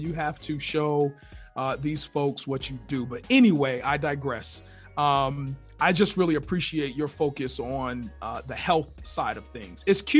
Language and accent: English; East Coast, United States; I'm from the East Coast. We say Baltimore.